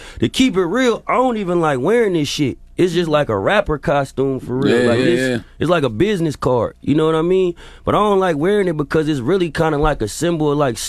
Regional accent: California, United States; So the first thing you got to realize, I'm from the Bay Area.

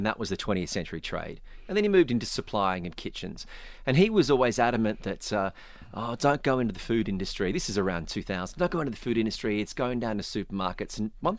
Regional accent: Australia; I come from Australia. Not a lot of people know what a passion fruit is. I didn't realize until I left Australia.

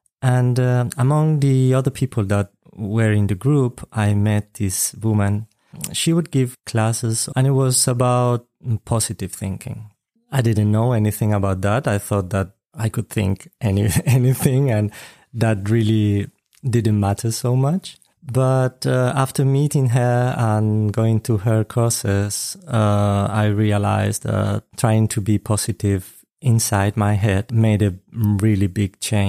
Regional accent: Spain; I'm from Spain.

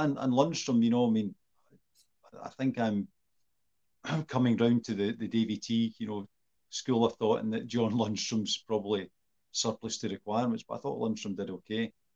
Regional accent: Scotland, United Kingdom; me and Sean are Scottish

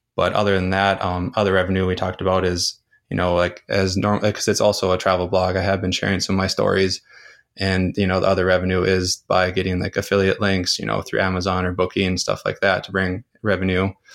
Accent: North Dakota, United States; moved away as an adult; I grew up in my hometown, went to university, and then got a career in my hometown

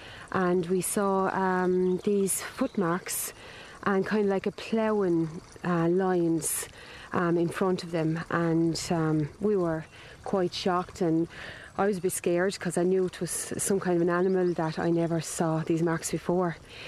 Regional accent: Ireland; I'm from Mullavash village.

